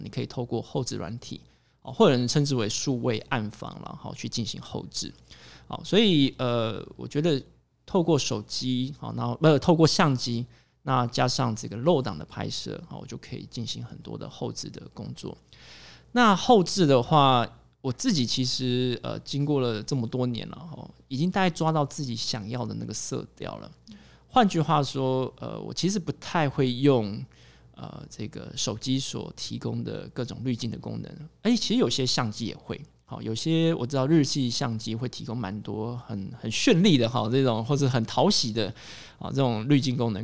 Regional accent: Hsinchu, Hsinchu City, Taiwan; 我的老家，哦，其实离城隍庙非常的近，哦，新竹有一个非常著名的景点，它在市中心，哦，城隍庙，啊，我家就在那附近

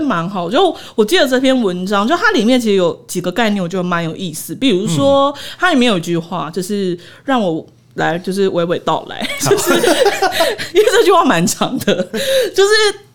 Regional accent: Taiwan; 我其实一直觉得身为台湾人

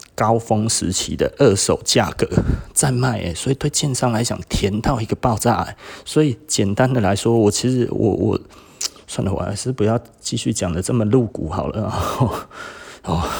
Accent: Taiwan; 我们台湾这边一直在讲说，是不是特别的热？

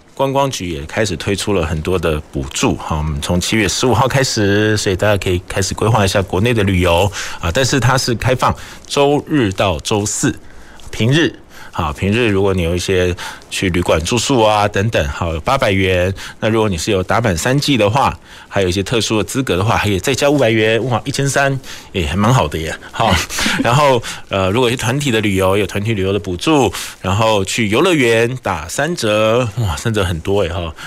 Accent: Taiwan; 我们台湾人可能又很喜欢

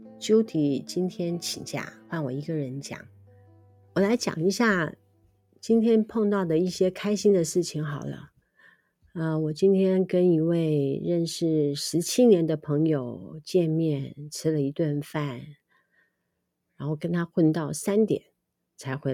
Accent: Liugui, Kaohsiung, Taiwan; now in Nankan, Taiwan; 那么我们现在住在南崁是比较没有啦哈，但是在我们乡下六龟那个地方，据我所知，它还是有的。

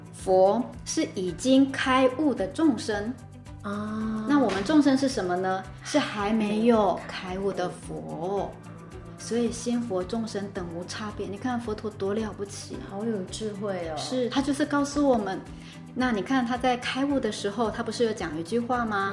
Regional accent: Taiwan; moved away; 我可能要回去我的故乡，回台湾

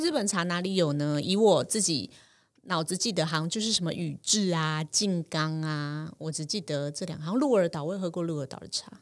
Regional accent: Taiwan; 我们台湾人

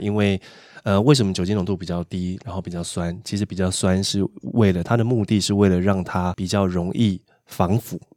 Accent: Taiwan; 属于我们台湾人的味道

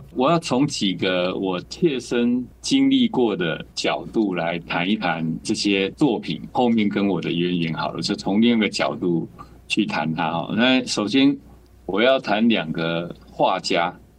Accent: Kaohsiung, Taiwan; 我其实是在高雄出生的

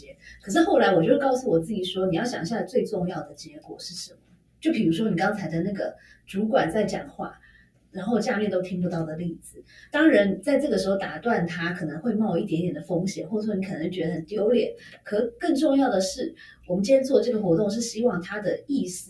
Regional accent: Taiwan; 我们台湾人比较常常忽视的呢？

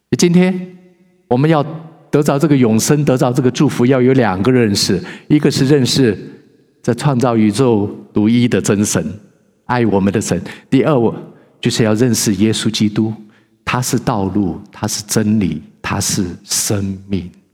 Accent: China; now in Vancouver, Canada; 因为我们华人都认为有一位神

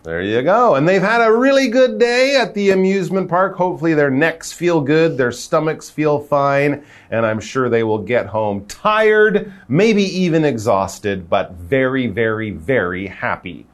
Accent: Canada; I'm from Canada.

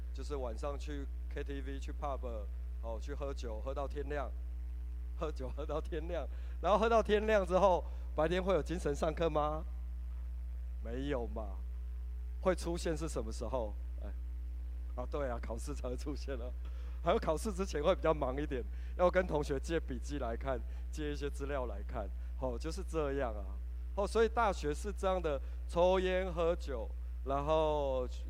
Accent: Hengchun, Pingtung County, Taiwan; 我是来自屏东恒春

